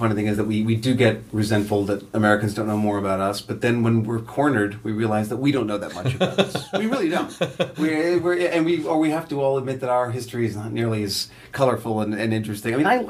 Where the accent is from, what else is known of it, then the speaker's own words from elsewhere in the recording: Toronto, Ontario, Canada; I'd go in off book and get the part, and I'm this asshole from Toronto.